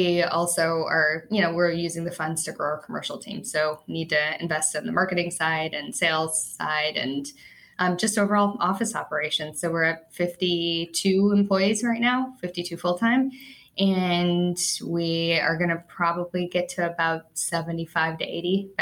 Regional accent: Chicago, Illinois, United States; I'm a Chicagoan

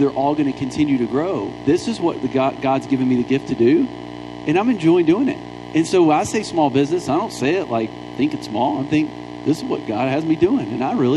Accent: Alabama, United States; moved away; I'm from Alabama

